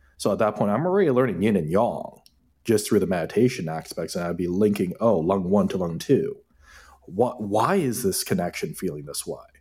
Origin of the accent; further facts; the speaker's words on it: Hamilton, Ontario, Canada; also born or lived in Toronto; Asian kid growing up in Hamilton, Steel City